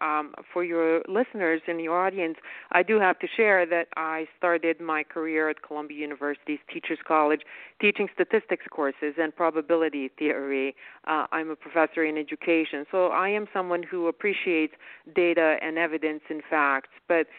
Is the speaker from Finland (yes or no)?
no; Bosnia & Herzegovina; also born or lived in Yugoslavia; now in United States; I never expected to see the same kind of fear in her eyes that I had when I didn't know what was going to happen to me as a Muslim kid in former Yugoslavia and Bosnia then.